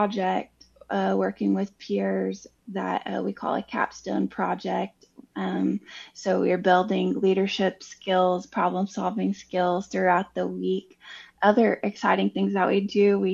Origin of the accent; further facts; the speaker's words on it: Oklahoma, United States; now in Fayetteville, United States; I'm from Oklahoma in the Cherokee Nation